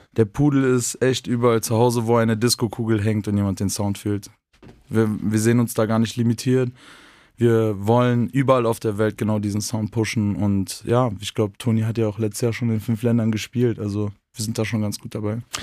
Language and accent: German; North Rhine-Westphalia, Germany; moved away as an adult; now in Vienna, Austria; in meiner Heimat nicht so bekommen in Nordrhein-Westfalen